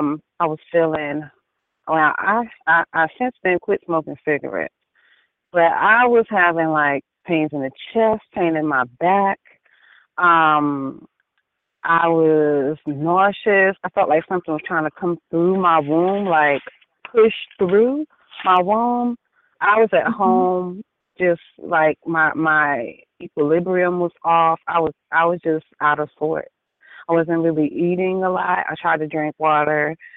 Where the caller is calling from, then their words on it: Annapolis, North Carolina, United States; Annapolis, North Carolina.